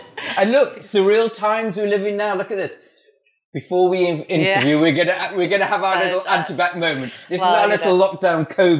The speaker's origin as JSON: {"language": "English", "country": "Malawi", "tie": "born there", "also_born_or_lived": "Swaziland / Botswana", "said": "I was born in Malawi. I lived in Swaziland and Botswana."}